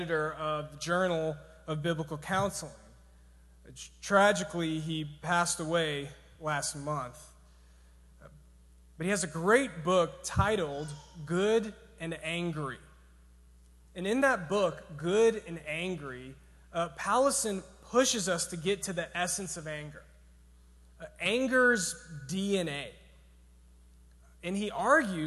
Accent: Georgia, United States; I'm from Georgia

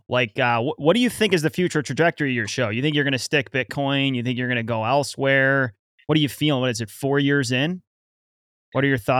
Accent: United States; I'm from the United States.

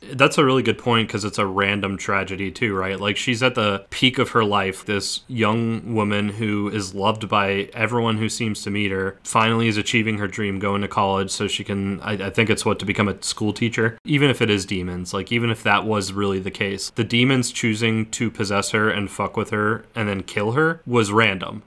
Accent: New Orleans, Louisiana, United States; I grew up in New Orleans

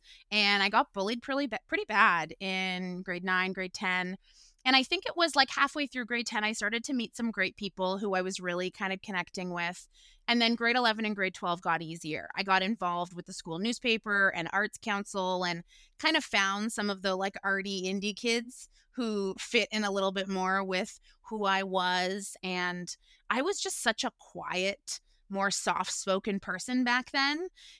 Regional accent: Guelph, Ontario, Canada; now in Toronto, Canada; I am originally from Guelph, Ontario, where I grew up, and I've been living in Toronto now for about 8 years.

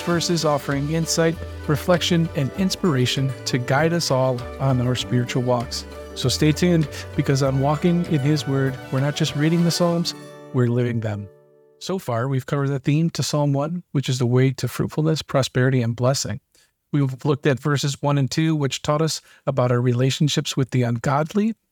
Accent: Michigan, United States; Being born and raised in Michigan

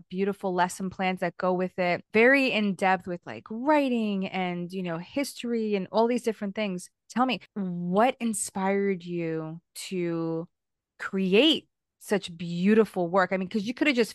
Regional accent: United States; I remember growing up in the United States. So I'm Hispanic, right?

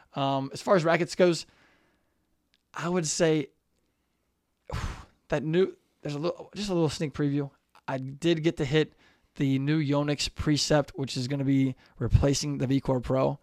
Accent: Cincinnati, Ohio, United States; we're from Cincinnati

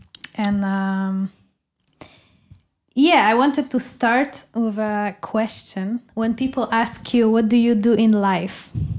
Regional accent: Poland; I'm also from Poland.

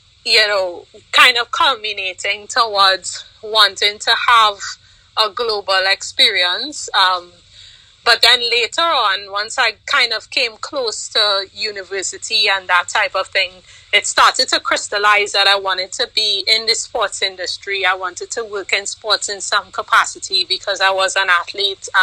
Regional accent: Trinidad & Tobago; growing up in Trinidad, I played sports. I actually played volleyball for Trinidad.

